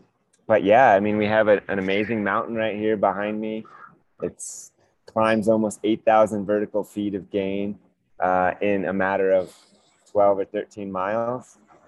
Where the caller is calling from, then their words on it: Manitou Springs, Colorado, United States; I am here in right in downtown Manitou Springs